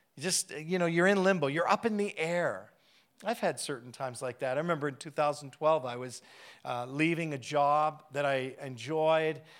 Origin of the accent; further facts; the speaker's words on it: Canada; I'm a Canadian